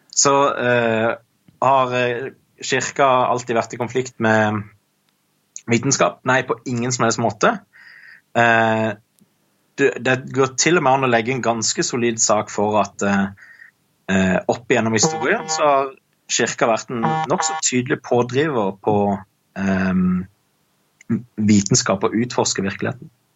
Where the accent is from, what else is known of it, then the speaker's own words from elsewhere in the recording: Kristiansand, Agder, Norway; jeg er fra Kristiansand